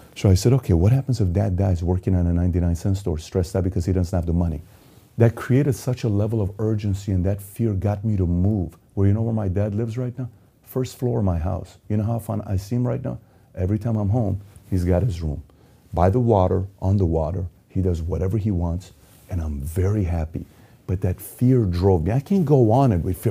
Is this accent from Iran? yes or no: yes; Iran; moved away; I was born and raised in Iran.